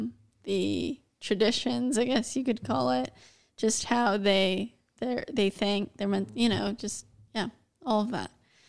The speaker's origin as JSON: {"language": "English", "country": "Ireland", "said": "I'm Irish."}